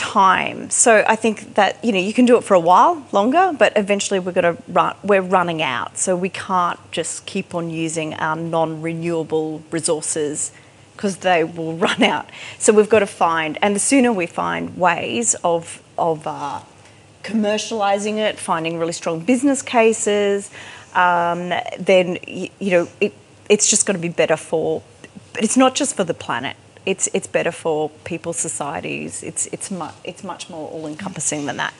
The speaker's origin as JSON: {"language": "English", "area": "Sunshine Coast", "region": "Queensland", "country": "Australia", "said": "I'm, I'm a country girl. I'm from the Sunshine Coast."}